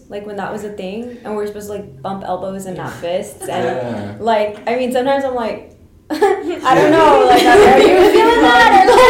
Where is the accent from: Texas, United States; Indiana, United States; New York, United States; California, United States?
Texas, United States; Brownsville; we're from Brownsville.